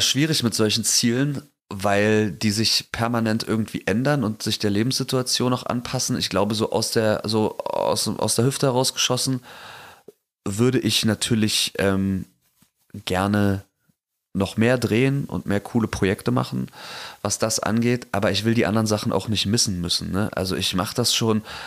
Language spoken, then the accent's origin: German; East Germany, Germany; ich bin Ossi